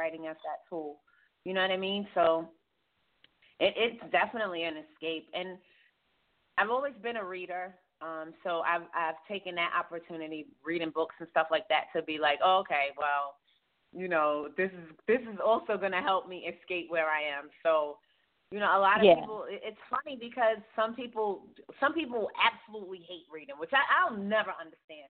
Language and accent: English; New York City, New York, United States; I'm from Queensbridge